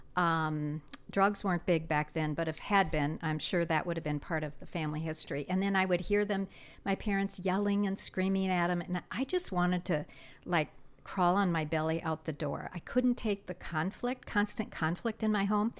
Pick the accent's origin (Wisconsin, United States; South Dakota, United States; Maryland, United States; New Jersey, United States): South Dakota, United States; moved away as an adult; I grew up in South Dakota in a small town, and, um, moved here right after graduating from high school